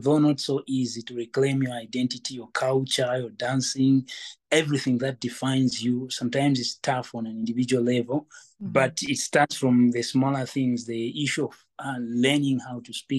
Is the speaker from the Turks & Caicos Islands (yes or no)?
no; Western Province, Zambia; also born or lived in Lusaka, Zambia / Copperbelt Province, Zambia; I'm one of the people that grew up in the rural setup of Zambia. And I was born actually in Lusaka. And when I was like in grade 2, that's when I went to Western Province to start learning Lozi and other languages